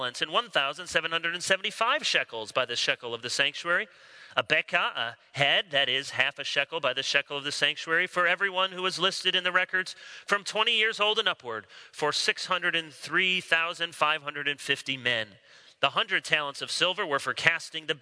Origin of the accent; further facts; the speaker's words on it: Chicago, Illinois, United States; now in Charlotte, United States; I was born in Chicago